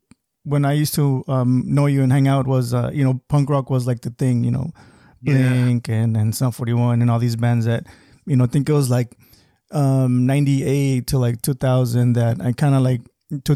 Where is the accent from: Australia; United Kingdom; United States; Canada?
United States; Calexico, California; just growing up in Calexico, I know you grew up in La Garra